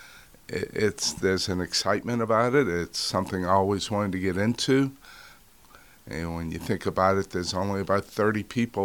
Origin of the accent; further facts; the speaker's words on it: New Orleans, Louisiana, United States; moved away as an adult; now in Florida, United States; I born and raised in New Orleans